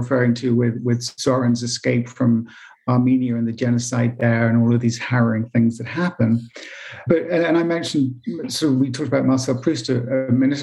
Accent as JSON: {"language": "English", "region": "England", "country": "United Kingdom", "said": "I'm English and I didn't go to New York until I was in my 20s"}